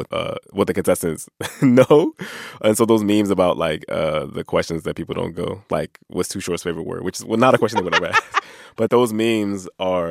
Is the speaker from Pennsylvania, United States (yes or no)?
yes; Philadelphia, Pennsylvania, United States; I grew up with in Philly